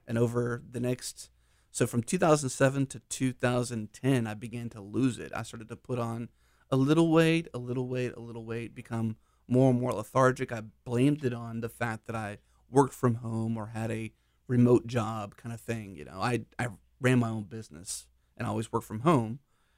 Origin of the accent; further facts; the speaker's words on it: Pittsburgh, Pennsylvania, United States; now in Houston, United States; Pittsburgh area.